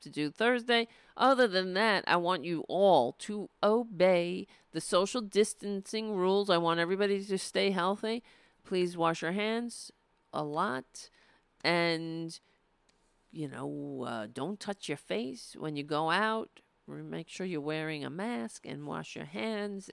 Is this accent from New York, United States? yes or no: yes; New York City, New York, United States; I grew up on Staten Island